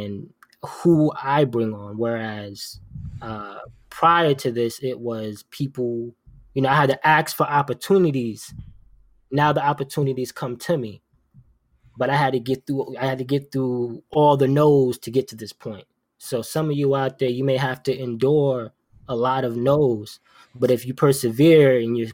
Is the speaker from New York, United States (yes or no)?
yes; New York, United States; now in Providence, United States; I'm from New York